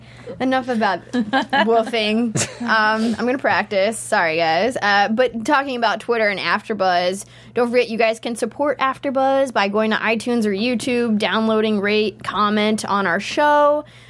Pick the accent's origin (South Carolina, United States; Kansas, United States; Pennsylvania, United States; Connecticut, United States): Pennsylvania, United States; I'm from Pennsylvania.